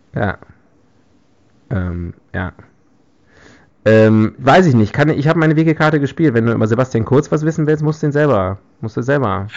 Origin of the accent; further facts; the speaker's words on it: West Germany, Germany; ich als Westdeutscher